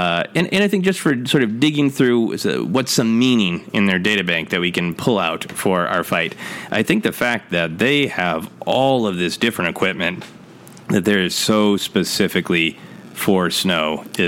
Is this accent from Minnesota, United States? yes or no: yes; Minnesota, United States; also born or lived in Portland, Oregon; I was in Portland, Oregon when I saw Empire Strikes Back, but I'm from Minnesota, and I moved back quite quickly afterwards.